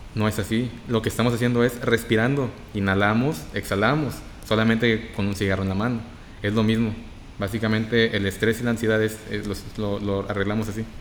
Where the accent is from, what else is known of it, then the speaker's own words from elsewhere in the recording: Reynosa, Tamaulipas, Mexico; soy de Reynosa, Tamaulipas.